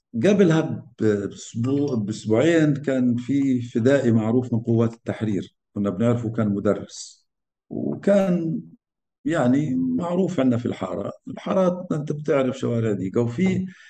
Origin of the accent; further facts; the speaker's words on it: Rafah, Gaza Strip, Palestine; also born or lived in Burayr (ancestral village); كبرت وتربيت في مخيم الشغورة في مدينة رفح